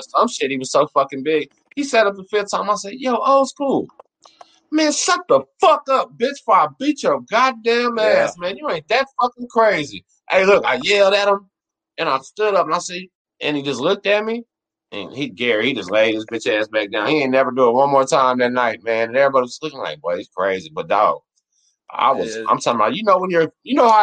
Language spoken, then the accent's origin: English; Galveston, Texas, United States; also born or lived in La Marque, Texas; I was from Galveston and not from Houston